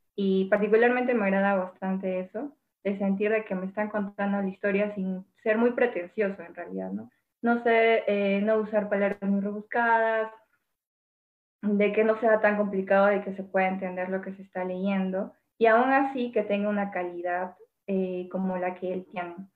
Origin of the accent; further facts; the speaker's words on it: Arequipa, Peru; yo también soy Arequipa